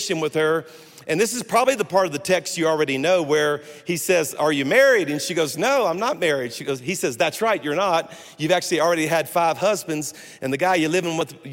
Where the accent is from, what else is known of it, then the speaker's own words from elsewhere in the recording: South Louisiana, United States; I am a Cajun from South Louisiana.